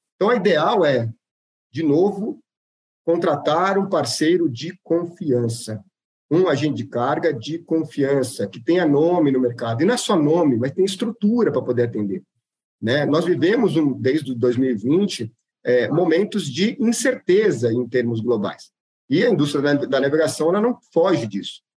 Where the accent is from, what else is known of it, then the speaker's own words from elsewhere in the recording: Brazil; como bons brasileiros